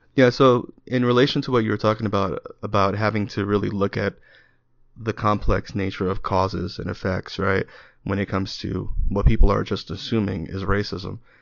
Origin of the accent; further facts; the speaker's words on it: New York City, New York, United States; I grew up in New York, I grew up in the Bronx